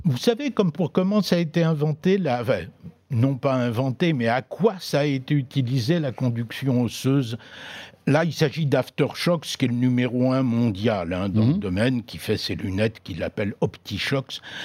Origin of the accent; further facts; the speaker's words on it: Brittany, France; chez moi en Bretagne